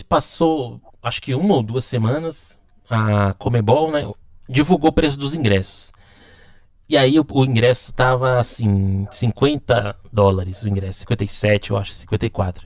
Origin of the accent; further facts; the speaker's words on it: Brazil; moved away as an adult; now in Buenos Aires, Argentina; A gente como brasileiro